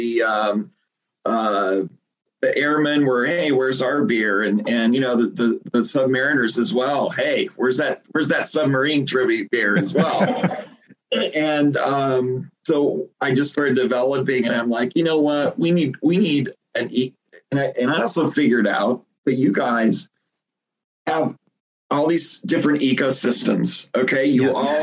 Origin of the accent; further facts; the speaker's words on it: Lincoln, Nebraska, United States; moved away; I came from Lincoln, Nebraska. I grew up in Nebraska in the heartland